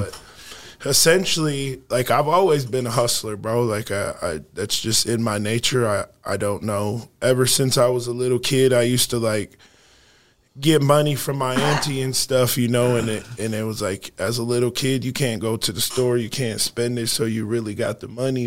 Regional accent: Sioux Falls, South Dakota, United States; also born or lived in Rapid City, South Dakota; I'm from Sioux Falls, South Dakota, man, heart of the city. Uh, I grew up a few blocks away from where I operate my business

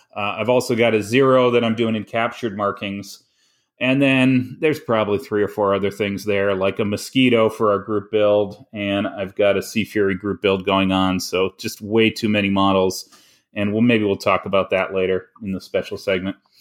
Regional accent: Canada; I am the Canadian

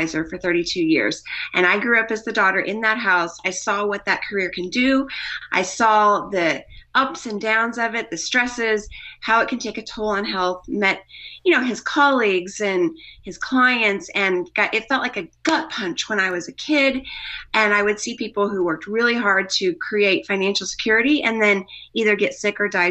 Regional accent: Missouri, United States; moved away as an adult; also born or lived in Colorado / Australia; We lived in Australia, but I'm from Missouri

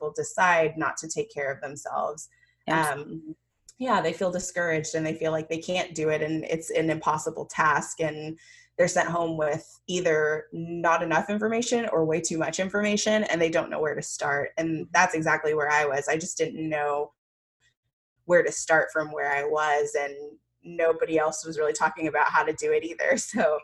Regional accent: Jamaica; I'm Jamaican

